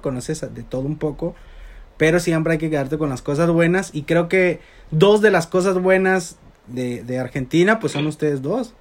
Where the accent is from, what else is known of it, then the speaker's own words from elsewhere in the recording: Mexico; Siento yo como mexicano